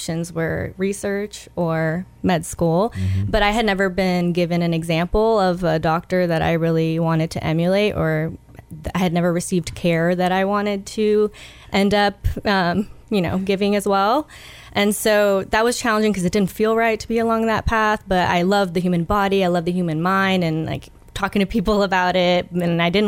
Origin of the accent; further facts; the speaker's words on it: Chattanooga, Tennessee, United States; moved away as an adult; also born or lived in Rossville, Georgia; I'm from Chattanooga. I love Chattanooga. I was gone for 10 years getting my education, and then I came back